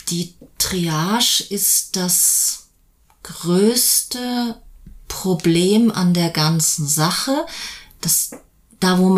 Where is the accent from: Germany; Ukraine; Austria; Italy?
Italy; born there; Ähm, also erstens bin ich in Italien geboren